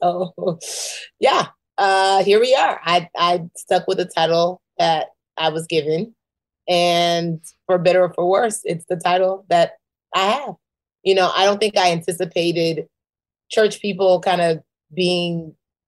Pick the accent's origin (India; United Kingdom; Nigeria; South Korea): Nigeria; I'm a Nigerian woman